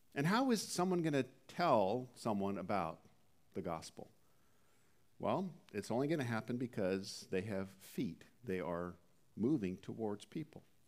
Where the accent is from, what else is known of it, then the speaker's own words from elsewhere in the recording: Southern California, United States; also born or lived in Canada; being from Southern California for the better part of three decades, even though originally I was from Canada